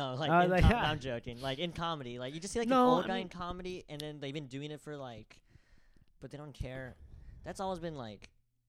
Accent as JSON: {"language": "English", "town": "Diamond Bar", "region": "California", "country": "United States", "tie": "born there", "said": "Diamond Bar. That's where I live right now."}